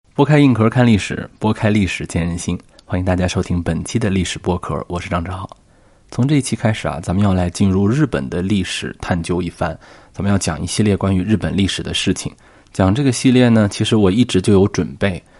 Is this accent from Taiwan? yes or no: no; China; 我们中国人